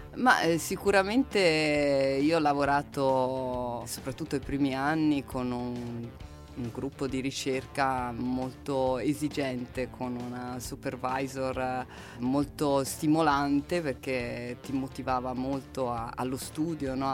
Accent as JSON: {"language": "Italian", "town": "Livorno", "region": "Tuscany", "country": "Italy", "tie": "born or raised there", "said": "io vengo dal Livorno, c'è una tradizione della pallacanestro, c'erano due squadre quando ero giovane"}